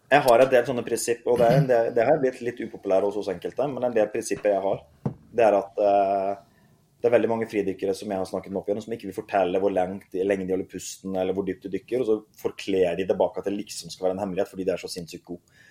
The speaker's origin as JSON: {"language": "Norwegian", "area": "Mjømna", "region": "Vestland", "country": "Norway", "tie": "born or raised there", "said": "jeg begynte på den øyen Mjømna ute i havgapet"}